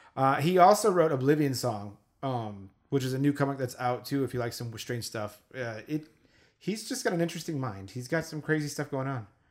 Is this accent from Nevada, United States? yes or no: yes; Las Vegas, Nevada, United States; we're from Las Vegas